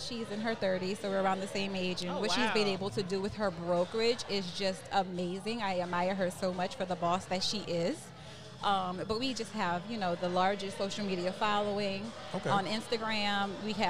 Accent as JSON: {"language": "English", "town": "LaPlace", "region": "Louisiana", "country": "United States", "moved": "yes", "said": "I'm not from New Orleans. I'm actually from La Place in the St. John Parish."}